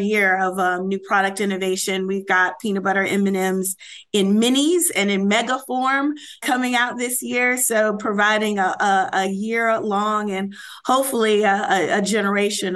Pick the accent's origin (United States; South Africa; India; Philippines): United States; Chicago, Illinois; moved away; also born or lived in New Jersey; I grew up in Chicago